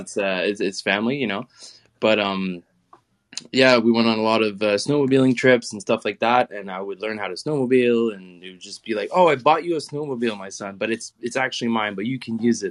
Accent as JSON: {"language": "English", "country": "Canada", "tie": "born or raised there", "said": "the basic privilege of growing up in Canada, not everybody gets a car given to them"}